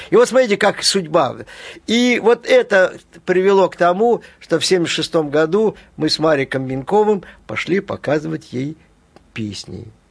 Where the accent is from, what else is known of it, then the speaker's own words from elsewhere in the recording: Brest, Brest Region, Belarus; moved away; also born or lived in Kolyma / Minsk; В северном городке мы начали свою жизнь в Бресте